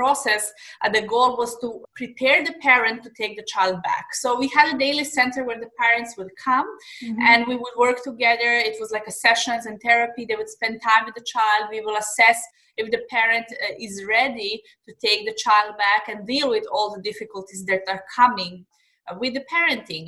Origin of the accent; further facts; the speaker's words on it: Serbia; moved away as an adult; now in Dubai, United Arab Emirates; I'm originally from Serbia. I'm living in Dubai in the last 4 years, but I'm originally from Serbia